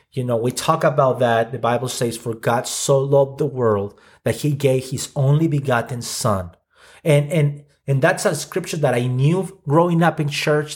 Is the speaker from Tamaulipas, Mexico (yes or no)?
no; Ciudad Juárez, Chihuahua, Mexico; I grew up in Mexico, so I'm Mexican. Uh, grew up in the border, uh, town of Juarez